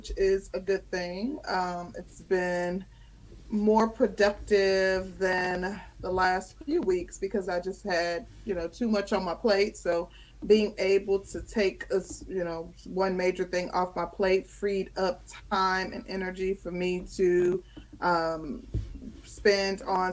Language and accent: English; Midwest, United States; also born or lived in Chicago, Illinois; now in Georgia, United States; I'm from the Midwest, lived in Chicago for quite some time before I came to Georgia